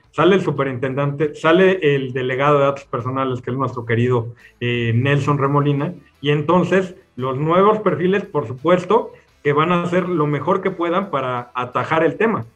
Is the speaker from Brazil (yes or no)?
no; Mexico; hemos vivido eh, o tratado de responder en México por muchos años